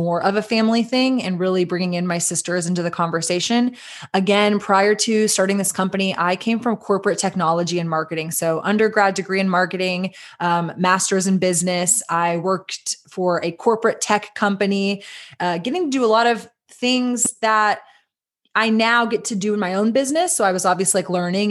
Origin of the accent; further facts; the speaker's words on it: Austin, Texas, United States; We are based in Austin, Texas, which is my hometown